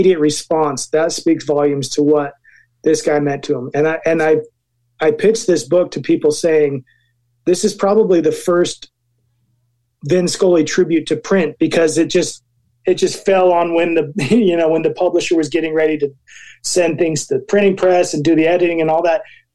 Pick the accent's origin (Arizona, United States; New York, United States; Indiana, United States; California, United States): Arizona, United States; I'm from Arizona